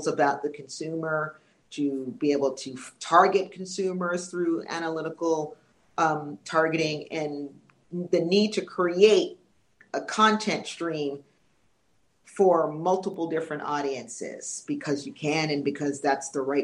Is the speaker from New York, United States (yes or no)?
yes; New York City, New York, United States; moved away; also born or lived in Orlando; I grew up in New York City